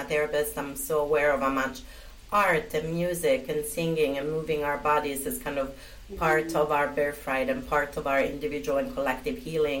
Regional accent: Italy; moved away; I was born and brought up in Italy

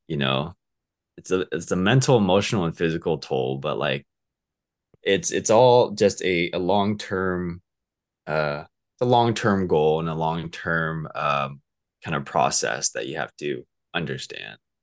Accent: Southern California, United States; also born or lived in Alaska / Orange County; I'm from, um, Southern California. Uh, I was raised here. I was actually born up over in Alaska.

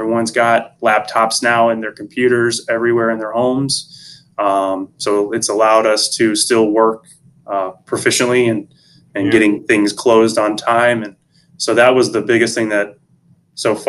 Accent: St. Louis, Missouri, United States; now in Florida, United States; I'm originally from the Midwest in St. Louis

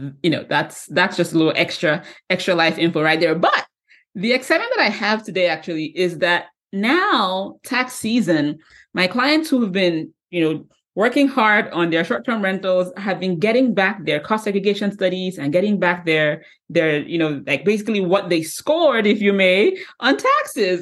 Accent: Nigeria; moved away; growing up back in Nigeria, I grew up in Nigeria

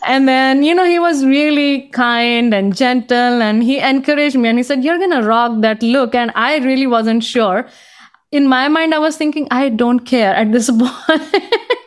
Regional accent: India; English is a second language; moved away as an adult; also born or lived in Boston; now in United States; growing up in India, you know, I experienced a lot of discrimination

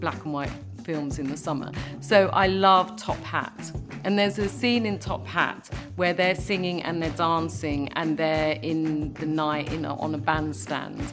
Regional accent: London, United Kingdom; I'm a Londoner, I've come from London all my life

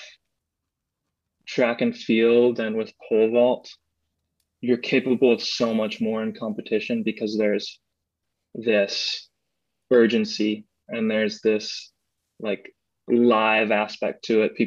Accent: McHenry, Illinois, United States; I'm from McHenry, Illinois. It's a little suburb outside of Chicago

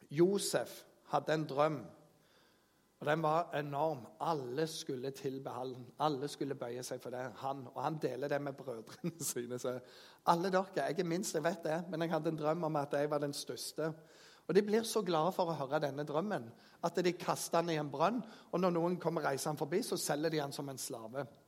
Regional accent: Jæren, Rogaland, Norway; jeg kommer fra Jæren

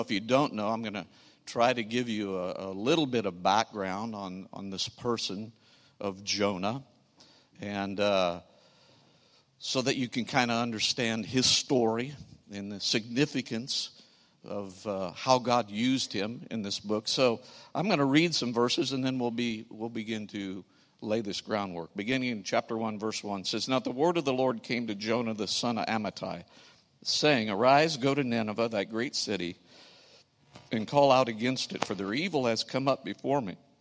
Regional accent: St. Louis, Missouri, United States; we are from Saint Louis, the other city in, in Missouri

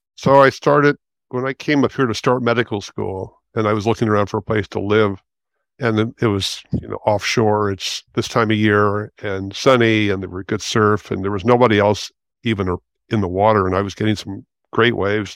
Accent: Los Angeles, California, United States; moved away as an adult; also born or lived in Santa Cruz; now in San Francisco, United States; I'm 70 years old, and I grew up in West Los Angeles

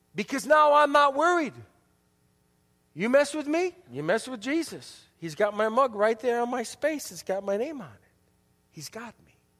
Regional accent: Milwaukee, Wisconsin, United States; also born or lived in Chicago, Illinois; third grade, we moved from Chicago to Milwaukee

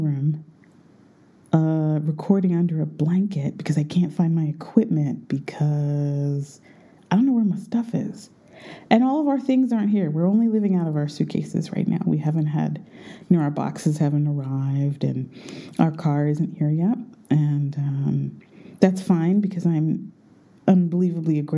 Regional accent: United States; moved away; I'm an American.

